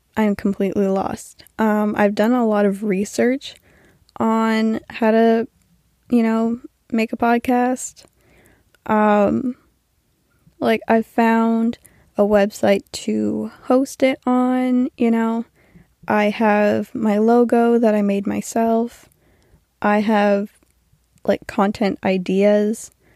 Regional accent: New Brunswick, Canada; I'm from New Brunswick, Canada

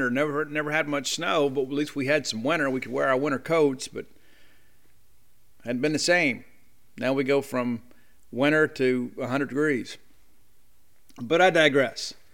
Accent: the South, United States; You know, we were Bulldogs, they're Bulldogs. We're from the South, they're from the South. We're both in the SEC.

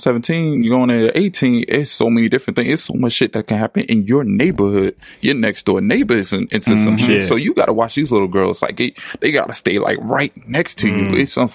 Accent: Trenton, New Jersey, United States; I'm from West Trenton.

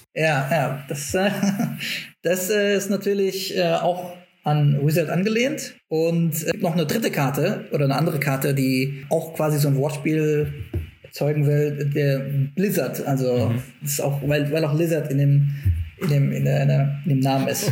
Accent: Frankfurt, Hesse, Germany; moved away as an adult; also born or lived in Stuttgart; komme aus Frankfurt

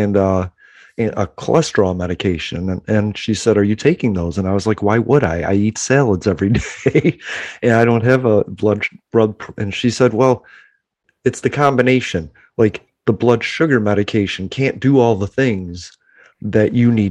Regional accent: Chicago, Illinois, United States; now in Pensacola, United States; I'm from Chicago

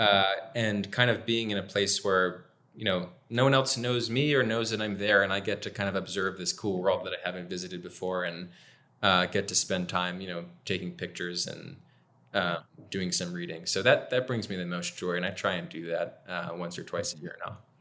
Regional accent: Milford, Pennsylvania, United States; where I'm from in my hometown of Milford

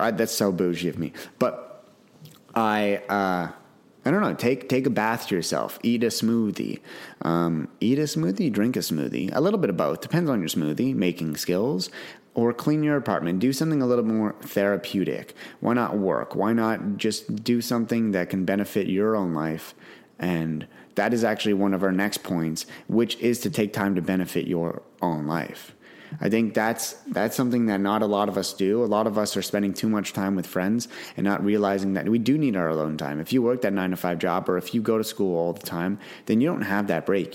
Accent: Canada; I'm from Canada

